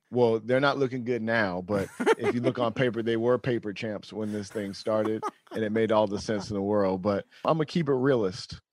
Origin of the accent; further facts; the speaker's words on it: Sacramento, California, United States; where I was born in Sacramento